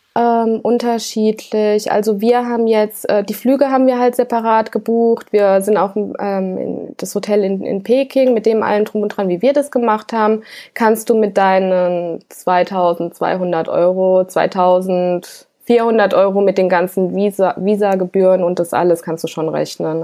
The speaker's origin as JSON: {"language": "German", "country": "Germany", "said": "ich als Deutsche in Russland"}